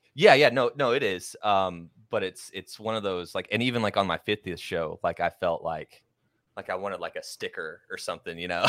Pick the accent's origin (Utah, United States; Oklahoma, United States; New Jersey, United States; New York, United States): Oklahoma, United States; I grew up in Oklahoma